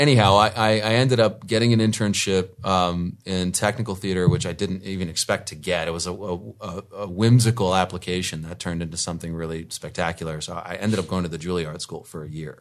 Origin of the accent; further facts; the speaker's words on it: D.C., Washington, D.C. area, United States; moved away as an adult; also born or lived in New Jersey / New York / Charlottesville, Virginia; I'm East Coast, born and bred, Jersey boy. Grew up outside of D.C.